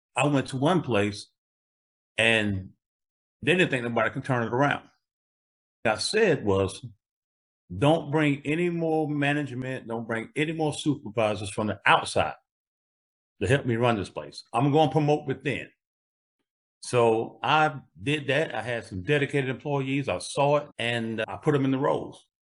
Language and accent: English; Greenville, South Carolina, United States; born or raised there